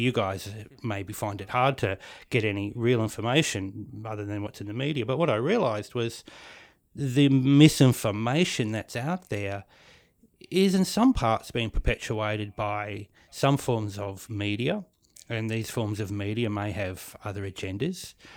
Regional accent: New Zealand; now in Australia; I was born in New Zealand. And I was brought up next to the, the Māori people, the native people

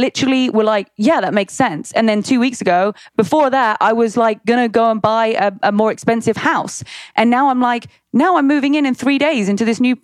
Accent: United Kingdom; accent: British; moved away as an adult; also born or lived in Long Beach; now in United States; I'm going to use my British accent

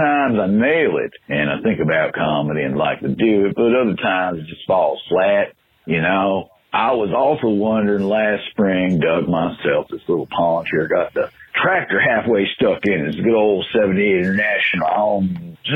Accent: Benton, Kentucky, United States; moved away; Originally from Benton, Kentucky

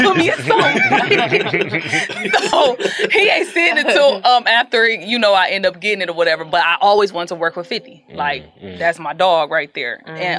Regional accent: Detroit, Michigan, United States; growing up in Detroit, BMF was like the biggest.

